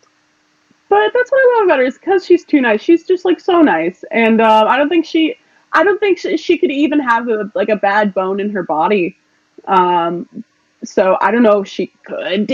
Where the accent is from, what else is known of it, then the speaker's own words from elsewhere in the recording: South Shore, Massachusetts, United States; We're both from South Shore, Massachusetts, so it would be so cool to represent our home